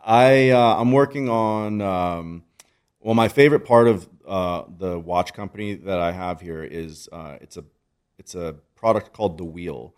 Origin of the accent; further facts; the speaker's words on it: United States; I was born in America